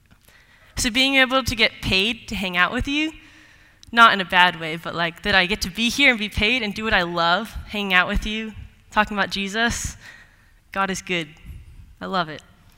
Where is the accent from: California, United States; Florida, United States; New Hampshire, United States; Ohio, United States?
California, United States; Los Altos; moved away as an adult; also born or lived in Seattle, Washington; I grew up in Los Altos, California.